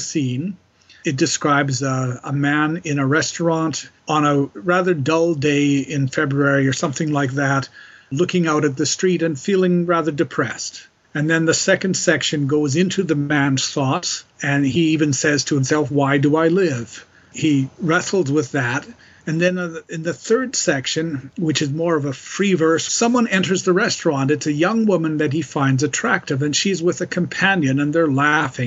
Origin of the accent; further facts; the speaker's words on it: Calgary, Alberta, Canada; moved away as an adult; also born or lived in Montreal; quite different from Calgary, where I grew up